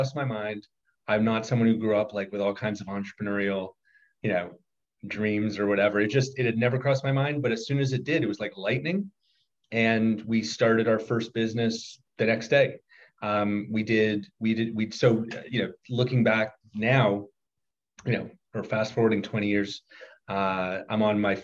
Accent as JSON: {"language": "English", "town": "Toronto", "region": "Ontario", "country": "Canada", "tie": "born or raised there", "also_born_or_lived": "Harvard / Oxford", "moved": "as an adult", "said": "I am born and raised in Toronto"}